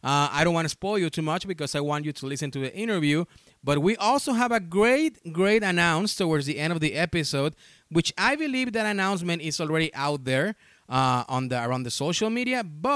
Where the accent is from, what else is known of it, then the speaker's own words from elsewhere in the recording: Texas, United States; also born or lived in Mexico; now in Indianapolis, United States; I'm originally from Mexico. Of course, you can tell by the accent, but I grew up in Texas, in South Texas. So I'm used to those temperatures.